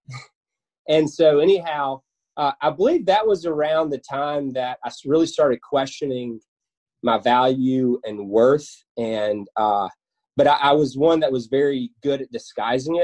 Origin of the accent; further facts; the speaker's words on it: West Memphis, Arkansas, United States; also born or lived in Canton, Mississippi; I grew up in West Memphis, Arkansas, originally from Canton, Mississippi.